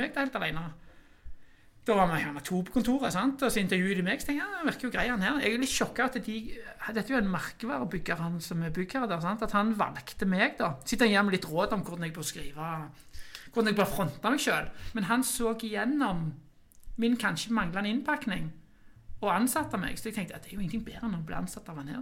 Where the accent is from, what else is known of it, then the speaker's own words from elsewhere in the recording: Norway; Jeg er vokst opp i Kværnag